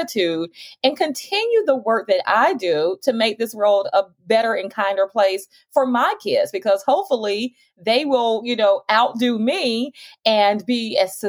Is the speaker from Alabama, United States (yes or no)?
yes; Montgomery, Alabama, United States; I was born and raised in Montgomery, Alabama